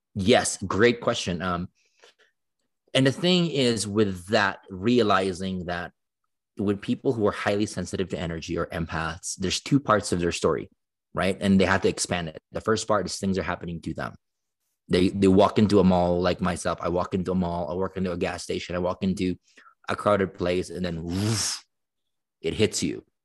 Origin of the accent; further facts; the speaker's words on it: Philippines; moved away as an adult; now in United States; I grew up in the Philippines for eighteen years